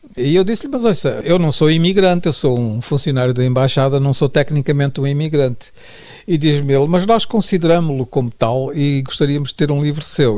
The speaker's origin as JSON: {"language": "Portuguese", "country": "Mozambique", "tie": "born or raised there", "moved": "as an adult", "said": "sair de Moçambique, eu sempre tinha vivido lá, tinha lá a minha família toda."}